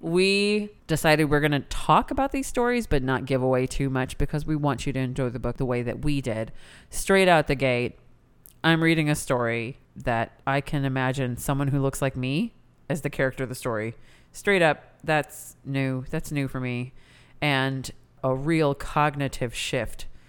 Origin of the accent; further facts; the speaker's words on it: United States; as an Indian person born in America